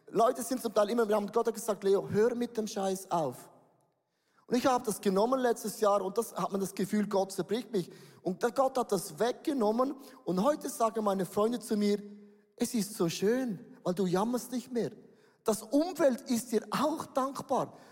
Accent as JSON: {"language": "German", "town": "Buchs", "region": "St. Gallen", "country": "Switzerland", "said": "ich komme aus Buchs. Wer kennt Buchs? Niemand kennt Buchs. Buchs ist da, wo der Rhein noch sauber ist, bevor er nach Holland kommt."}